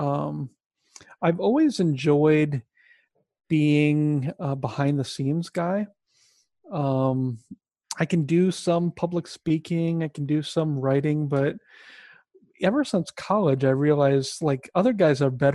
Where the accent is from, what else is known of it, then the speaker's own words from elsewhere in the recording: Sioux City, Iowa, United States; moved away as an adult; also born or lived in Minneapolis, Minnesota; I grew up in Iowa, in Sioux City, Iowa, where I met my wife